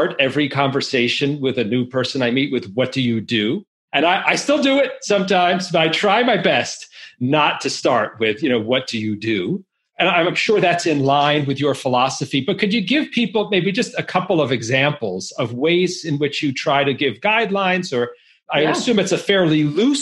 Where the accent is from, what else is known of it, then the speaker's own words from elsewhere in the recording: New York, United States; I grew up in New York